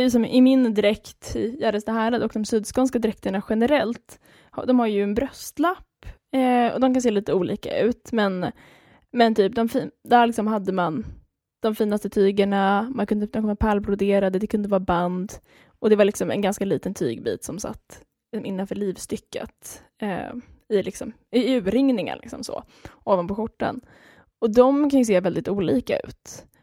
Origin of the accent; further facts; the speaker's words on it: Gladsax, Skåne, Sweden; Eh, och sen är jag uppvuxen i Skåne. Eh, men jag pratar ju inte skånska